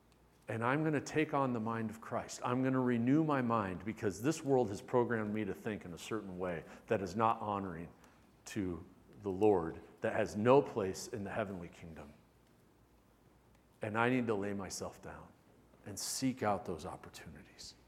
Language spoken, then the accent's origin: English; United States; I'm an American.